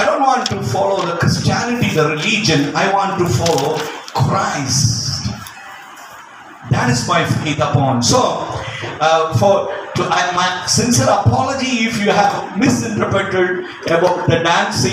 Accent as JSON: {"language": "English", "country": "India", "said": "I'm an Indian"}